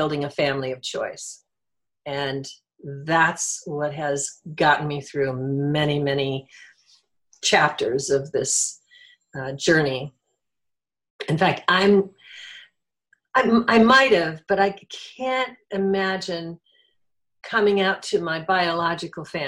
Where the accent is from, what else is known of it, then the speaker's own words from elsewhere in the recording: Midwest, United States; I grew up in the Midwest in an alcoholic household.